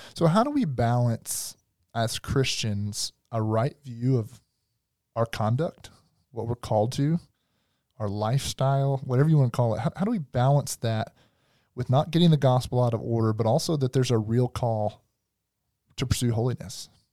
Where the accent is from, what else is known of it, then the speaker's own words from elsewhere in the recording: the South, United States; I'm from the South